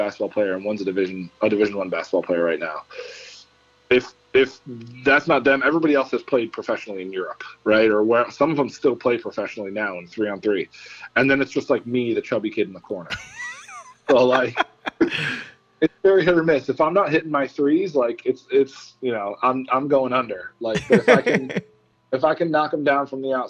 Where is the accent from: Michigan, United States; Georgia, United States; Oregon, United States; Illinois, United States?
Illinois, United States; Chicago; moved away as an adult; also born or lived in New York; now in New Jersey, United States; I grew up in Chicago.